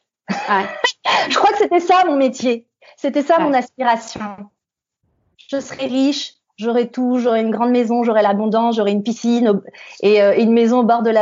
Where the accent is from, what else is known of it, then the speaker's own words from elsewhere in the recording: Île-de-France, France; Parce que quand on vient de Seine-Saint-Denis, on a des challenges supplémentaires quand on a envie de réussir.